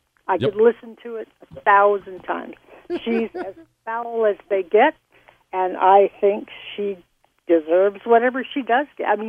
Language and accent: English; Miami, Florida, United States; now in New York, United States; I grew up in Miami. Ma'am. Nobody spoke English.